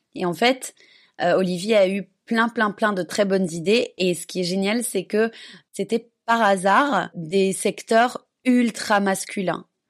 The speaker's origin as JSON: {"language": "French", "country": "Belgium", "moved": "yes", "said": "je suis belge"}